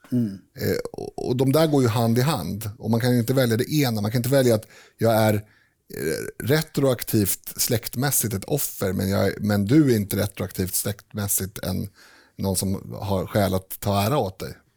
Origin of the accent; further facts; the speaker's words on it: Sweden; jag definierar mig, definierar mig som svensk